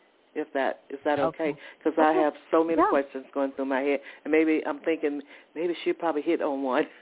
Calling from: Georgia, United States; I'm calling from Georgia.

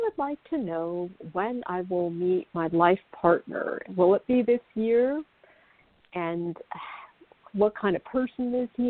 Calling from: New York, United States; I'm calling from New York.

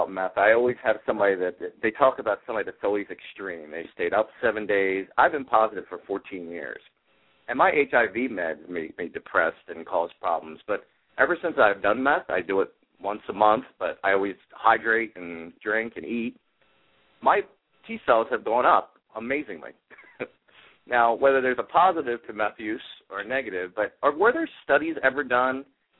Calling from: Jersey City, New Jersey, United States; I'm calling from Jersey City.

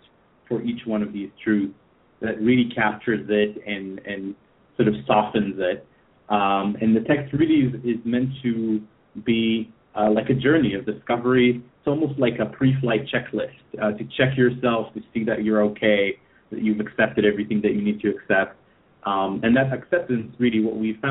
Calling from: Tel Aviv, Tel Aviv District, Israel; I'm calling in from Tel Aviv.

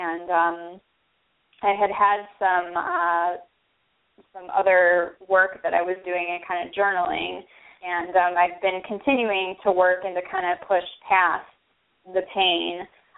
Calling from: Chicago, Illinois, United States; I'm calling from the greater Chicagoland area.

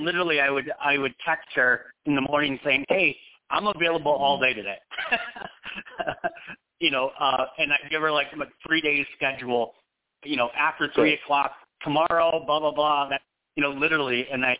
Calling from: Phoenix, Arizona, United States; I am in Phoenix.

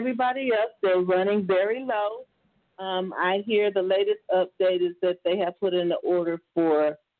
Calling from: Tampa, Florida, United States; I'm calling from Tampa.

